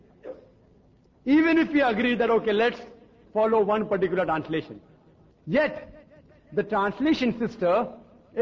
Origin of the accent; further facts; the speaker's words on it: India; I, as an Indian who don't know French or German